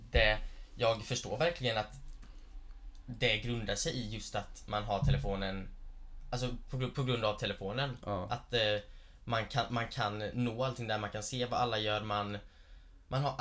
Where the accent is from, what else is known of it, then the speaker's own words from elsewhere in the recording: Gislaved, Jönköping County, Sweden; now in Stockholm, Sweden; sen jag flyttade från Gislaved mm. upp hit mm. till Stockholm